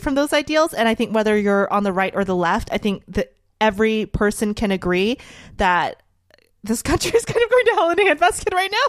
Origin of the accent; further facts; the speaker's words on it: United States; a very, very proud American